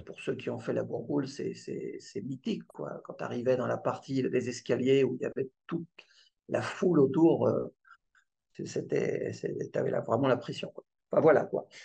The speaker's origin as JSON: {"language": "French", "town": "Aubergenville", "region": "Île-de-France", "country": "France", "tie": "born or raised there", "said": "j'ai grandi en 78 à Elisabethville, entre les Mureaux et Mantes-la-Jolie"}